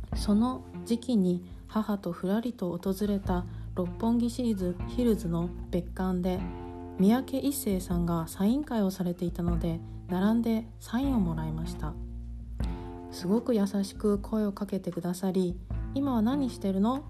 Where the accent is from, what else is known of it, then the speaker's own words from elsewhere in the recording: Japan; now in Germany; 私は日本人家族でドイツに在住している